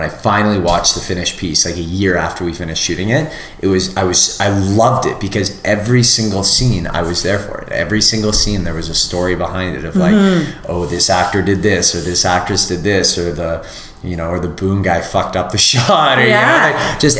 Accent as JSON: {"language": "English", "town": "Vancouver", "region": "British Columbia", "country": "Canada", "tie": "born or raised there", "said": "I grew up in Vancouver"}